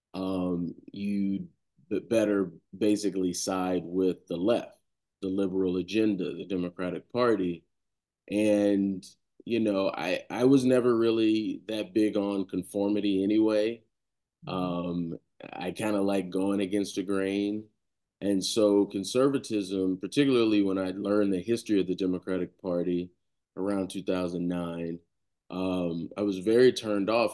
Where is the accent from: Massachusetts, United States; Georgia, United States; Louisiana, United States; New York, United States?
Georgia, United States; Savannah; moved away as an adult; also born or lived in Tallahassee, Florida; born and raised in Savannah, two lovely parents